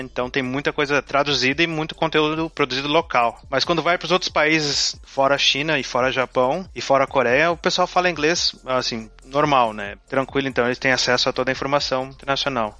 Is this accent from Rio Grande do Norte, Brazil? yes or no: no; Rio Grande do Sul, Brazil; moved away as an adult; also born or lived in Porto Alegre; now in Hong Kong; comecei estudando ciência da computação na, na URGS, aqui no Rio Grande do Sul